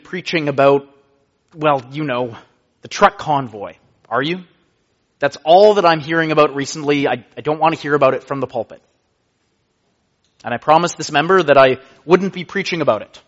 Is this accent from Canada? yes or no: yes; Canada; I am a Canadian